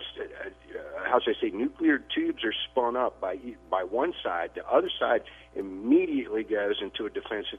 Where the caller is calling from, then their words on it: Tennessee, United States; Hey, good morning, gentlemen. This is … in East Tennessee.